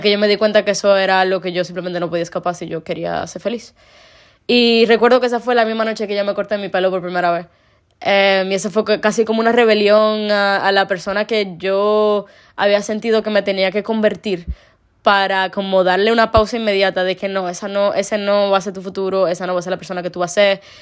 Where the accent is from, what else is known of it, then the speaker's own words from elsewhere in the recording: Dominican Republic; ser una persona de República Dominicana